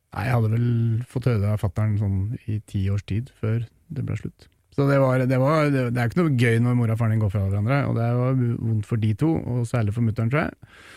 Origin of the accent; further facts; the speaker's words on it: Nesodden, Akershus, Norway; jeg er fra Nesodden, utafor Oslo. Ute i, ute i Oslofjorden fantastisk sted å vokse opp